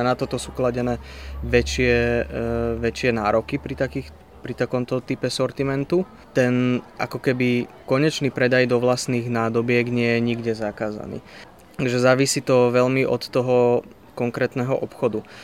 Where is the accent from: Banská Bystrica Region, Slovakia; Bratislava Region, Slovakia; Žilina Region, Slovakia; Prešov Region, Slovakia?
Bratislava Region, Slovakia; Bratislava; moved away as an adult; now in Trenčín, Slovakia; ja som z Bratislavy